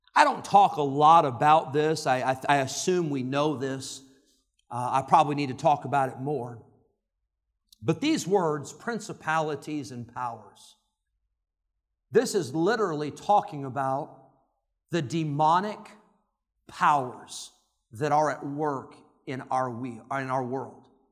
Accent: Santa Clara, California, United States; when I was born, on May twenty-first, nineteen seventy-nine, in Santa Clara, California

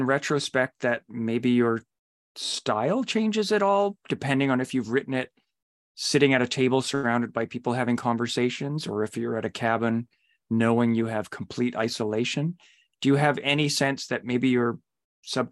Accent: Ottawa Valley, Canada; I grew up in the Ottawa Valley and in exactly that kind of terrain

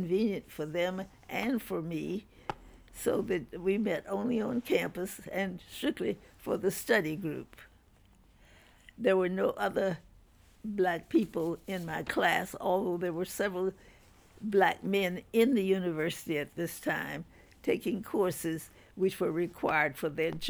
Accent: Jacksonville, Florida, United States; moved away as an adult; also born or lived in Nashville, Tennessee; I grew up in Jacksonville, Florida, in a completely segregated community

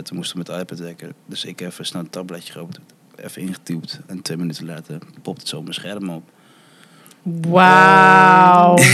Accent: Netherlands; also born or lived in United States; Ik zeg gewoon altijd, ja, uit Nederland, ik, ben hier, kom hier vandaan. Maar ik wist wel dat ik uit Amerika kwam natuurlijk

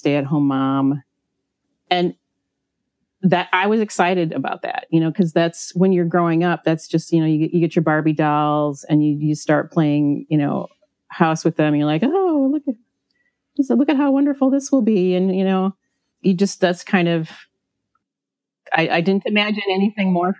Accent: Midwest, United States; also born or lived in Hawaii; I grew up in the Midwest. I actually was born in Hawaii, and my parents cruelly took me away from there when I was only 6 months old.

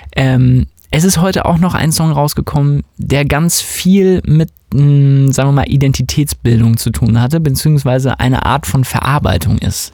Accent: West Germany, Germany; ich bin natürlich in Westdeutschland aufgewachsen

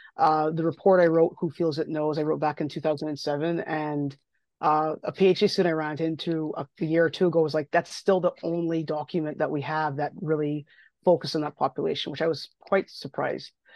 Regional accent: Barbados; moved away as an adult; now in Ontario, Canada; I grew up in Barbados, I grew up in the Caribbean. Um, I didn't leave, didn't leave until I was eighteen.

